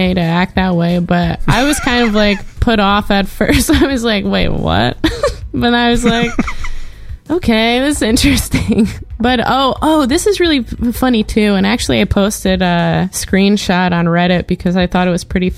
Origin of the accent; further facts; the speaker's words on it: New York, United States; accent: New York; I inherently have like a New York accent.